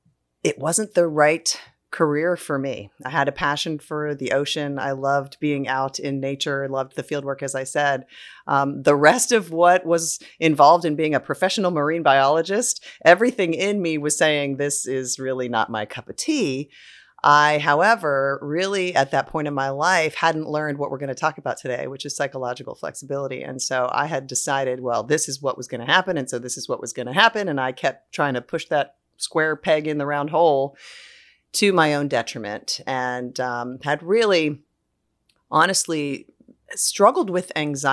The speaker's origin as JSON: {"language": "English", "region": "Delaware", "country": "United States", "tie": "born or raised there", "said": "I grew up on the Delaware coast and had a boat with my family on the Chesapeake Bay and just grew up with a love of nature and the water."}